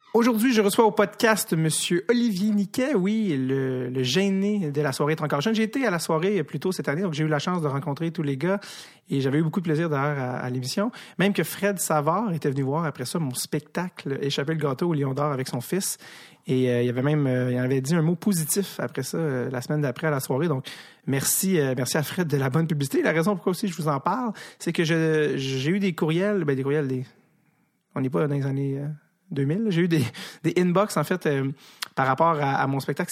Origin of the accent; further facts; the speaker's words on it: Montreal, Quebec, Canada; je viens de Montréal